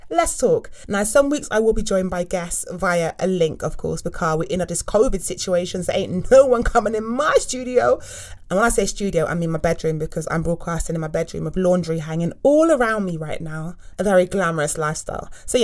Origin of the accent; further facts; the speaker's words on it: South West England, United Kingdom; now in London, United Kingdom; as I said earlier, and I live in London. I'm not originally from London. I am not a Londoner. I'm from the West Country. So I talk a bit more like that when I go back home to my family.